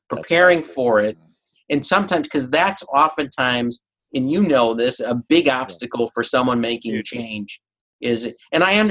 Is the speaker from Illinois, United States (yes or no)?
yes; Chicago, Illinois, United States; moved away as an adult; also born or lived in Champaign, Illinois; now in Boston, United States; I'm from Chicago. That was my hometown, one of the best cities